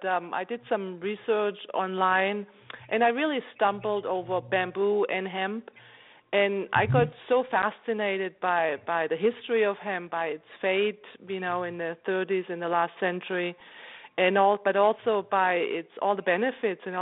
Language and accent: English; Germany; moved away as an adult; also born or lived in Philadelphia, United States / New York, United States; now in California, United States; So I'm German. I grew up in Germany